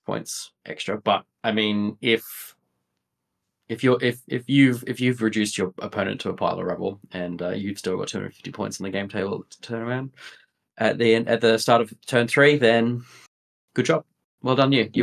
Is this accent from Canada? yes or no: no; Sydney, New South Wales, Australia; moved away as an adult; also born or lived in United Kingdom; now in Melbourne, Australia; I'm originally from Sydney, um, by way of the uh, via, UK um, as well